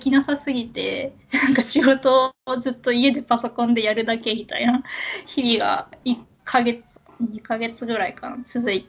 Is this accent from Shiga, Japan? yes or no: no; Kanagawa, Japan; also born or lived in Tokyo / Kagoshima / Aichi; 出身は神奈川なんですけど、転勤族で神奈川、東京、鹿児島、愛知、また東京っていう感じでいろんなとこ住んで